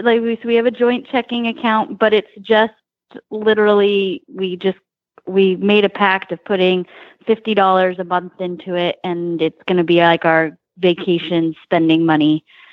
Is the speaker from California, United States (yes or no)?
yes; California, United States; I came from California and I went to England and I spent one winter in England.